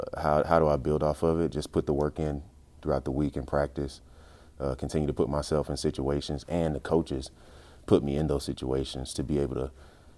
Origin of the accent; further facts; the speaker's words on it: Chicago, Illinois, United States; Oh, well, I mean, I came from Chicago, so Chicago was known for defense.